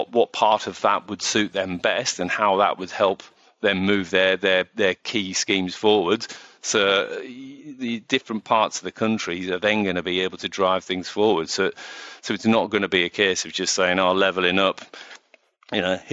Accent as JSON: {"language": "English", "town": "Middlesbrough", "region": "North East England", "country": "United Kingdom", "said": "I'm from Middlesbrough"}